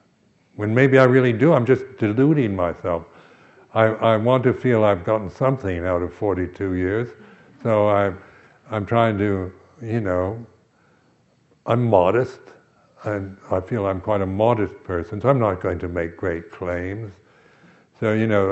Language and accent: English; United States; I am American